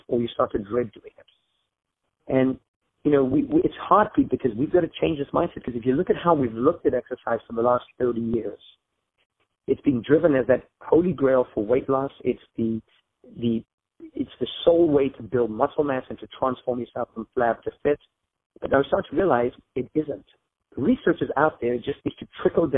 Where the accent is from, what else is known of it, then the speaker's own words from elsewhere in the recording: Zambia; now in United States; I grew up in Zambia in Africa, is where I was born and raised.